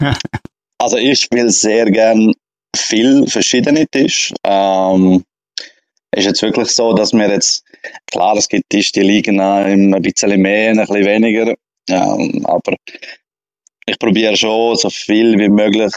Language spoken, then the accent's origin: German; Graubünden, Switzerland; ich komme aus Grabünde